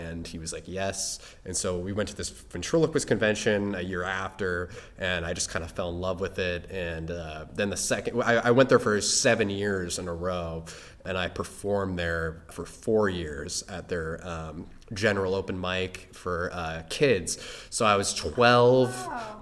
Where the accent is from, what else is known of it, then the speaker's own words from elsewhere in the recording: Indianapolis, Indiana, United States; now in Los Angeles, United States; I grew up in Indiana, and I went to North Central High School